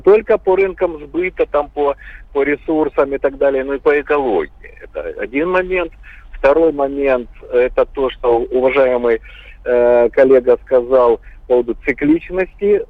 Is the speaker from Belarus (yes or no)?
no; Mykolaiv, Mykolaiv Oblast, Ukraine; now in Moscow, Russia; Я как э, уроженец вообще Южной Украины, я из Николаева родом